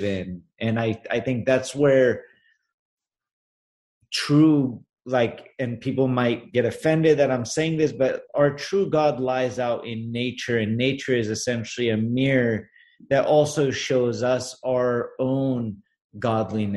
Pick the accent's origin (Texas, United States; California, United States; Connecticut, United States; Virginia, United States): California, United States; Los Angeles; I'm Armenian, but born and raised in Los Angeles.